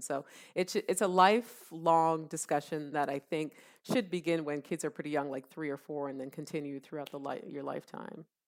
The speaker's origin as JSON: {"language": "English", "country": "Canada", "tie": "born or raised there", "also_born_or_lived": "Columbus, Ohio, United States / Jamaica (ancestry)", "moved": "yes", "lives_now": "United States", "said": "I was born and raised in Canada"}